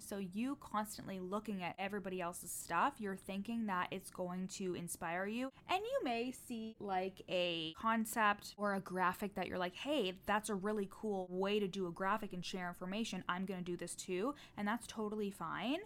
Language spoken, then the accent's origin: English; Canada; I'm Canadian.